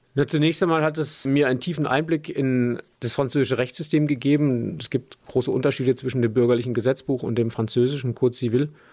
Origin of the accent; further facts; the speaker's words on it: Landau, Rhineland-Palatinate, Germany; also born or lived in Bad Bergzabern; Ich bin in Landau in der Pfalz geboren